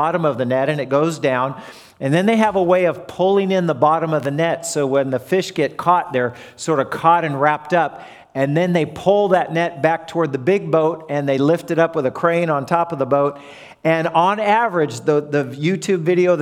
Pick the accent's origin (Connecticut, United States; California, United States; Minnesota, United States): California, United States; Southern; moved away; I come from Southern California